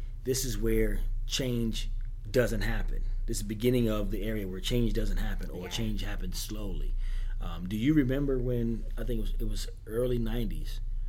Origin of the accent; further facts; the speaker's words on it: Fauquier County, Virginia, United States; also born or lived in Herndon, Virginia; where are you from? I'm like, Fauquier County. And I grew up in Herndon, moved to Catholic when I was 10.